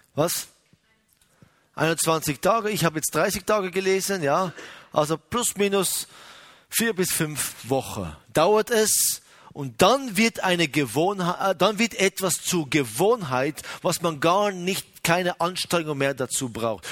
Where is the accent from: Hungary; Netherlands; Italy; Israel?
Israel; bei uns in Israel